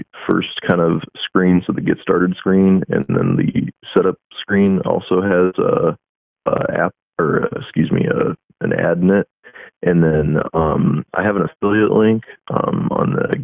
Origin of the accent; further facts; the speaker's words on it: Iowa, United States; now in Florida, United States; I'm originally from the Midwest. I'm from Iowa. But I actually live down in Florida at the moment